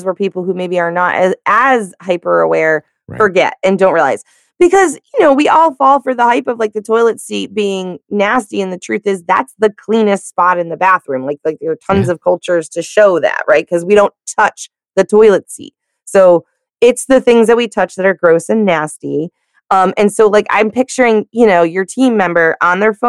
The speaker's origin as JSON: {"language": "English", "region": "the South", "country": "United States", "said": "I'm from the South"}